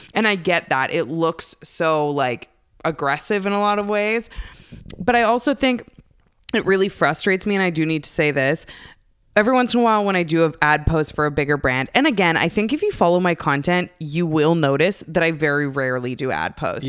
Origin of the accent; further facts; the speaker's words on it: Canada; I'm Canadian